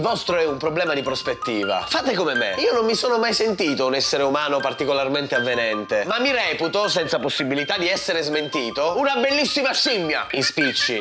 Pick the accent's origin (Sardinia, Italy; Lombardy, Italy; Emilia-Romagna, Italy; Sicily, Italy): Sicily, Italy; Isola delle Femmine; ormai da decenni il livello di discussione nel mio paesino si è fermato alle scuole elementari